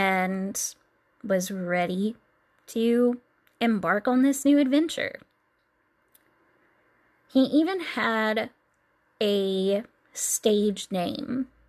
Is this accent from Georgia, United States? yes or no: no; Tennessee, United States; Despite being born and raised in Tennessee and spending a lot of time in Nashville, I am not your typical Southern Belle country girl